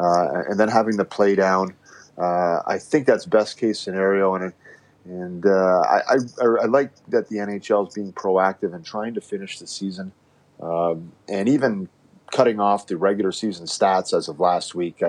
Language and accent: English; Nepean, Ontario, Canada; Well, yeah, it was actually started a little bit before Nepean, where, both my parents were teachers.